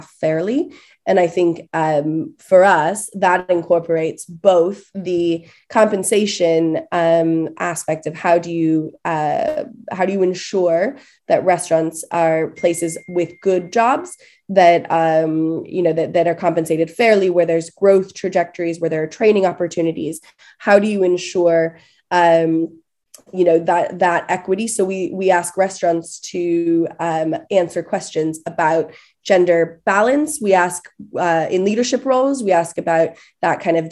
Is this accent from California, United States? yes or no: yes; California, United States; now in United Kingdom; I'm from California originally